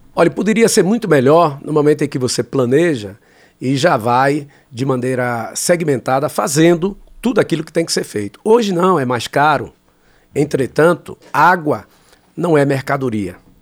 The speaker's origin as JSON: {"language": "Portuguese", "region": "Bahia", "country": "Brazil", "said": "eu sou da Bahia"}